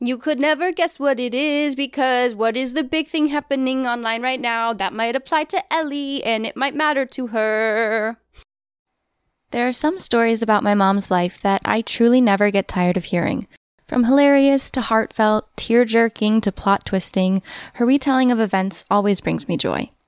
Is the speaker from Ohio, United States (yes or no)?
no; Colorado, United States; moved away as an adult; I grew up in Colorado and, well, mostly fifth through twelfth grade.